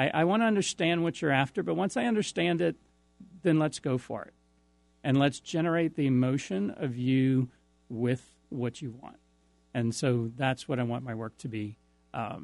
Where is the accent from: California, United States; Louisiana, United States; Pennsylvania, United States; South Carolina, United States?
Louisiana, United States; New Iberia; now in Lafayette, United States; in my hometown of New Iberia, Louisiana.